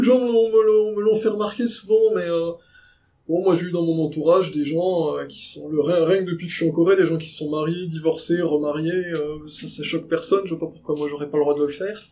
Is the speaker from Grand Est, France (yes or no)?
yes; Nancy, Grand Est, France; je suis de Nancy